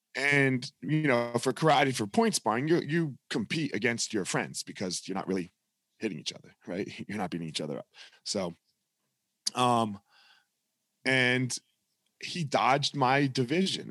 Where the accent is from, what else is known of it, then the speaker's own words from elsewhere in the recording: New Jersey, United States; I grew up in South Jersey